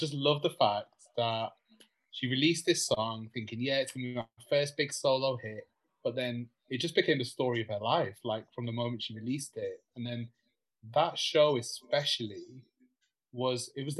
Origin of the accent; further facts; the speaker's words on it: United Kingdom; I mean, we're British.